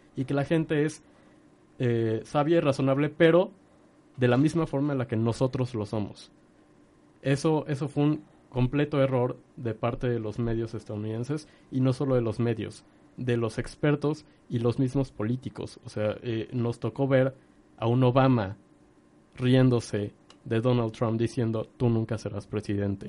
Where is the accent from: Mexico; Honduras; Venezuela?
Mexico; como mexicanos